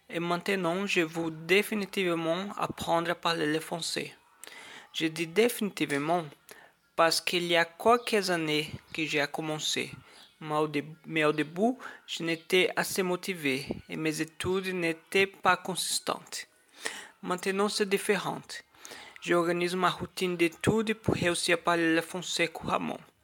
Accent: Brazil; first language Portuguese; French is a second language; je viens do Brasil, j'habite plus précisément à Brasília, la capitale du pays

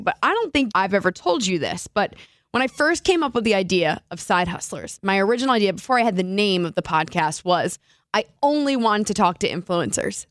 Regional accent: New Jersey, United States; now in Seattle, United States; Lauren and I grew up in New Jersey

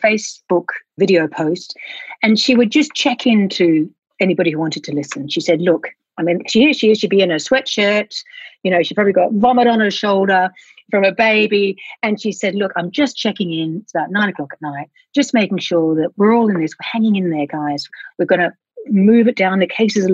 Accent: Australia; now in Wellington, New Zealand; I'm originally from Australia.

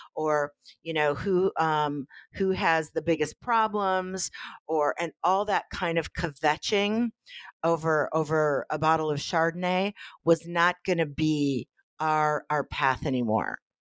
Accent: Midwest, United States; moved away as an adult; also born or lived in Los Angeles; we're from the Midwest

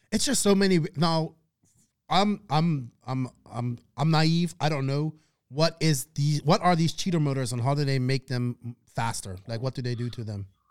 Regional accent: Bermuda; accent: Bermuda; moved away; my hometown

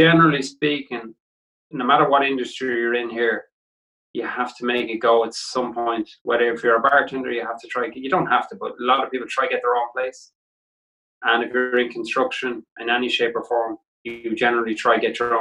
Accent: Ireland; moved away as an adult; now in New York, United States; we're all from Ireland

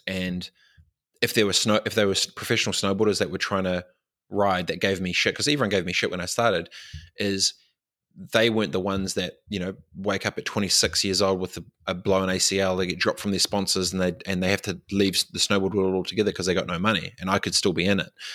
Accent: Christchurch, Canterbury, New Zealand; moved away; also born or lived in Dargaville / Fiji; moved back to, um, Christchurch and grew up in Aranui

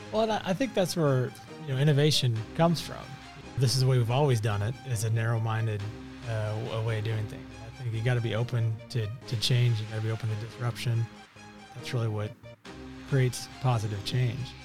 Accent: Kansas City, Missouri, United States; I born and raised in South Kansas City.

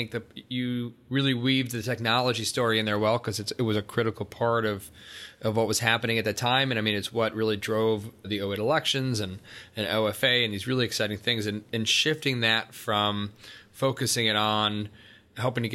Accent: Buffalo, New York, United States; being from Buffalo

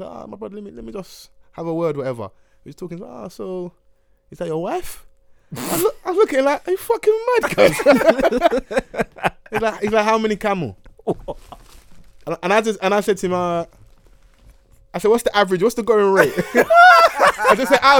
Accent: Egypt; Like, I'm from Egypt, but I just gone to Cairo with my girl

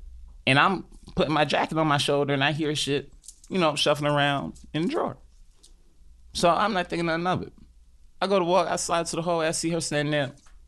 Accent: New York City, New York, United States; Yeah, I'm from Harlem.

